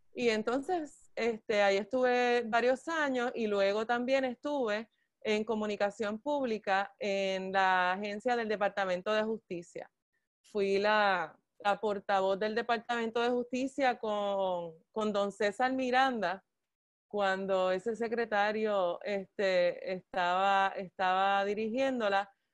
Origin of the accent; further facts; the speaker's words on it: Bayamón, Puerto Rico; also born or lived in Ketchikan, Alaska; vine a Puerto Rico este, a los 10 meses de nacida y entonces me crió mi abuelita en, Bayamón, en la cuarta sección de Lomas Verdes. Este, y entonces, pues sí, allí crecí